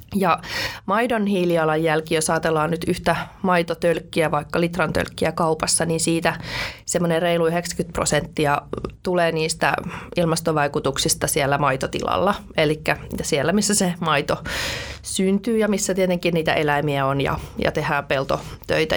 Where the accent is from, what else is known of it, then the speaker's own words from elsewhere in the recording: Nurmijärvi, Uusimaa, Finland; also born or lived in Helsinki; now in Riihimäki, Finland; mä oon siis ihan synnyin Helsingissä, mutta hyvin pian sitten rakennettiin Nurmijärvelle maalle oma kotitalo ja siellä sitten tota, kasvoi metsän keskellä.